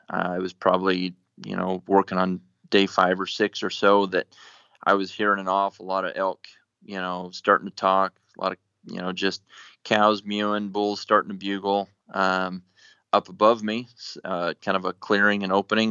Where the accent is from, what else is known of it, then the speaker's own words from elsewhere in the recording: Nebraska, United States; moved away as an adult; now in Colorado, United States; I grew up in Nebraska, so whitetail was really, you know, I guess the extent of what I hunted up until I moved to Colorado, um, after college